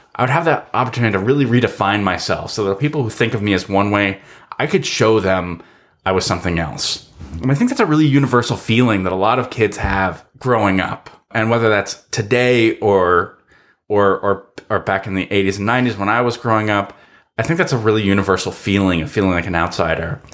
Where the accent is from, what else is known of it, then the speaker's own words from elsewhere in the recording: Los Angeles, California, United States; also born or lived in Sherman Oaks; I'm a guy who grew up in the mean streets of Encino, in the San Fernando Valley